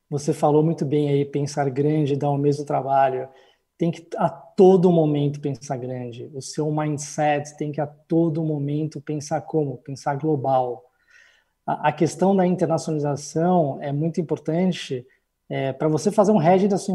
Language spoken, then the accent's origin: Portuguese; São Paulo, Brazil; moved away as an adult; now in Lisbon, Portugal; eu sou de São Paulo, e, e embarquei aqui para Portugal em janeiro de 2016